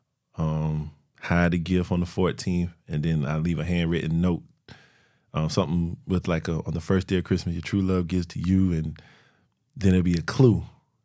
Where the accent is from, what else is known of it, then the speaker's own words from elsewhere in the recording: Florence, South Carolina, United States; also born or lived in Columbia, South Carolina; I'm from Florence. Born and raised